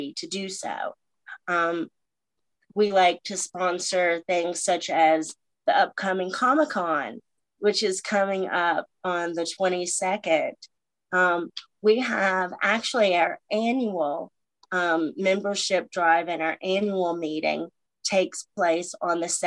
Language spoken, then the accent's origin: English; Richlands, Virginia, United States; my hometown, Richlands